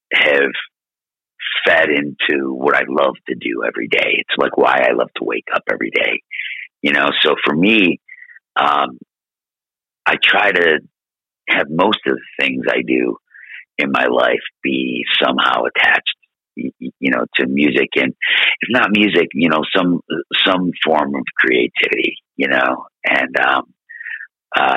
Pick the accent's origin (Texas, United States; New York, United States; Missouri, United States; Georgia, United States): New York, United States; Buffalo; we're from Buffalo